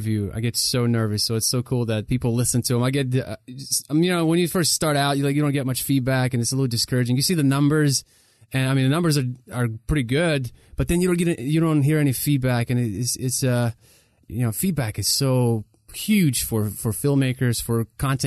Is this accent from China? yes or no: no; Ukraine; moved away; we're from Ukraine